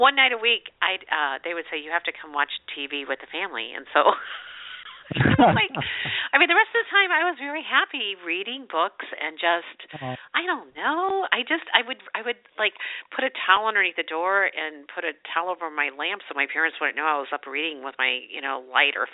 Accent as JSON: {"language": "English", "town": "St. Louis", "region": "Missouri", "country": "United States", "tie": "born or raised there", "said": "I grew up in St. Louis, Missouri"}